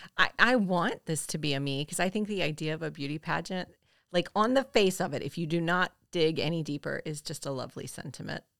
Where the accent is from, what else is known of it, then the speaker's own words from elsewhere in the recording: the South, United States; we're from the South